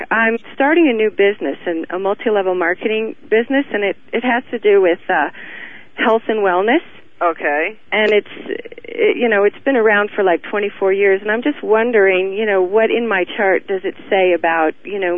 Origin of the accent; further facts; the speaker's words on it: Pueblo, Colorado, United States; born there; Pueblo, Colorado.